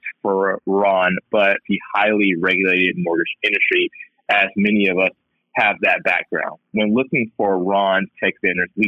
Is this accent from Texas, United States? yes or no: yes; Texas, United States; also born or lived in Houston; I'm a Texan too